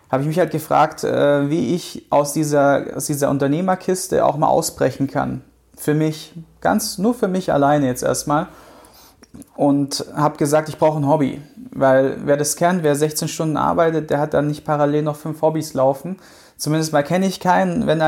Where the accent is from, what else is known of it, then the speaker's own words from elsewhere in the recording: Baden-Württemberg, Germany; Ich komme halt aus dem Schwaberländle, da ist es halt dann ne, Haus bauen, äh, Baum pflanzen, Auto kaufen